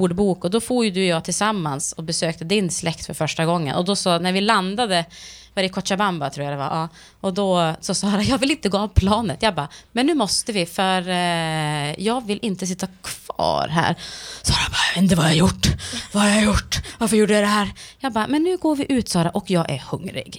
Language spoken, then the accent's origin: Swedish; Sweden; jag anser mig själv såklart som svensk